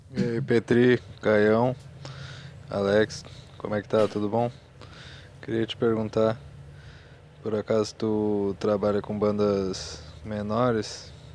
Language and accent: Portuguese; Guaíba, Rio Grande do Sul, Brazil; eu sou daqui de Guaíba, de, é perto de Porto Alegre